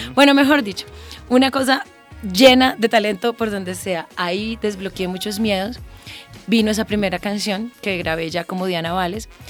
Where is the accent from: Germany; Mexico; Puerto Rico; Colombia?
Colombia; also born or lived in Santander / Los Llanos; yo soy una mujer llanera, santanderiana, colombiana, súper latina